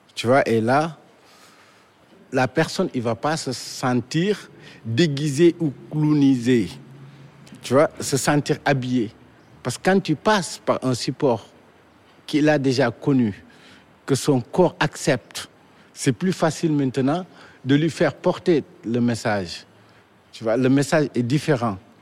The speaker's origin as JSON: {"language": "French", "region": "Dakar", "country": "Senegal", "tie": "born or raised there", "said": "Je suis né à Dakar, précisément à la Médina"}